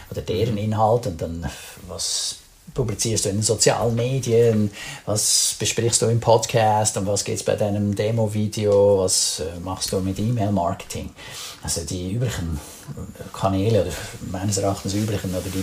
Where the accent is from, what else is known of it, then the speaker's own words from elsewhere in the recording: Switzerland; man fühlt sich dann als Schweizer dann manchmal so ein bisschen vor den Kopf gestoßen.